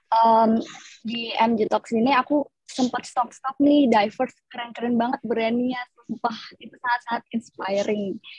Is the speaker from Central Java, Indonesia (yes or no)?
no; Bandung, West Java, Indonesia; aku asli Bandung.